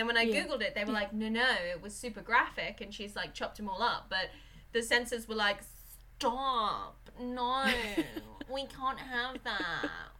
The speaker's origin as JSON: {"language": "English", "region": "East of England", "country": "United Kingdom", "said": "There's no real reason for me to talk posh, because I'm from Suffolk and we should sort of sound very sort of farmery, like right bar, have you got a light boy? That's where I come from. There's a real sort of Suffolk accent that I don't have"}